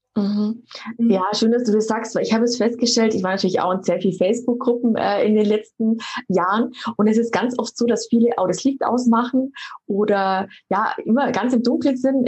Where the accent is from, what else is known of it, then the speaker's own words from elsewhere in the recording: Germany; bei uns in Deutschland